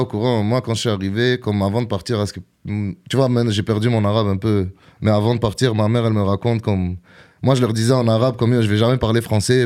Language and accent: French; Gatineau, Quebec, Canada; born or raised there; also born or lived in Algiers, Algeria / Montreal (Saint-Léonard)